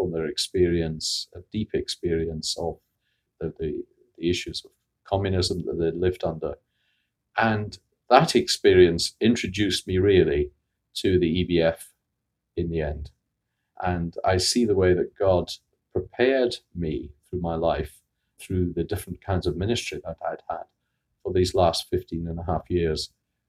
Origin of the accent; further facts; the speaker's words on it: Scotland, United Kingdom; moved away; also born or lived in Bradford, England / Bristol, England / Oxford, England; I was raised in Scotland